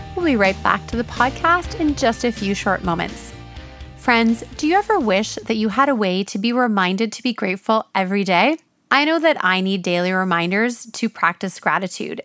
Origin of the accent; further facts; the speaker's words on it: Ontario, Canada; moved away as an adult; now in British Columbia, Canada; I'm from Ontario, and although I've never lived in Toronto